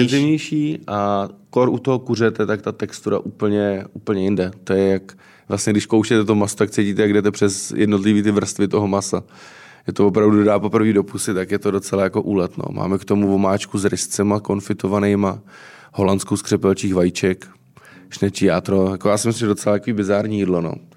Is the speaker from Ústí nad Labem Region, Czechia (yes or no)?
no; Třeboň, South Bohemian Region, Czechia; moved away as an adult; now in Prague, Czechia; jak jsem z Třeboně